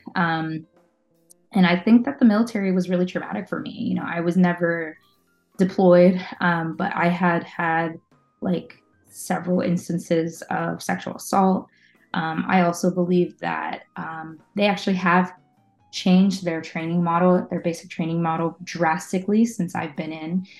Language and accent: English; Oakdale, United States; also born or lived in Staten Island, New York City; very shortly after me being born, they moved um, to Oakdale. Um, so that's where I grew up.